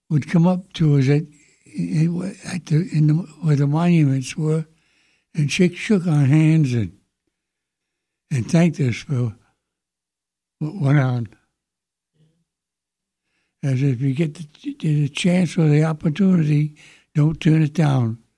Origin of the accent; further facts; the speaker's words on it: Fall River, Massachusetts, United States; moved away as an adult; I was born and raised in Fall River, Mass. in uh, June 18, 1922.